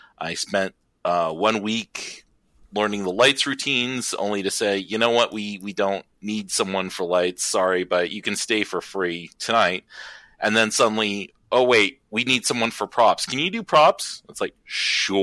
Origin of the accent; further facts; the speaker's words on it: Pasadena, California, United States; I grew up in Pasadena, California.